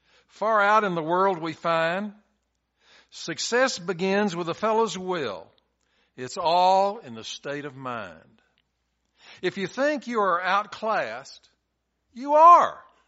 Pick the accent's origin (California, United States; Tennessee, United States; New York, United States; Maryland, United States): Tennessee, United States; Chattanooga; also born or lived in Texas / Georgia / Arizona; I grew up in Chattanooga. I went to Texas, and I got a little bit of the Texas stuff. I moved to Georgia. I moved to Arizona, moved back to Georgia, moved to Plant City.